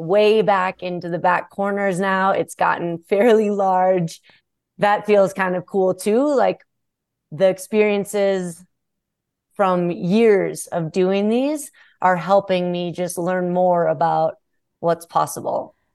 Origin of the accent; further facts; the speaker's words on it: Minnesota, United States; Being a Minnesotan